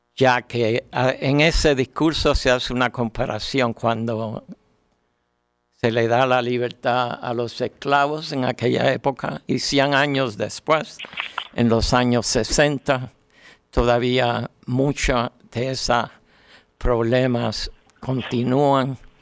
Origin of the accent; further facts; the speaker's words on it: Puerto Rico; como decimos en Puerto Rico